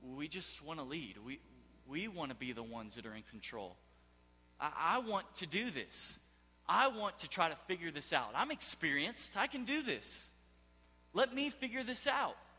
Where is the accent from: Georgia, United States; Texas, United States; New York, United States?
Texas, United States; Houston; moved away; I am from Houston, Texas.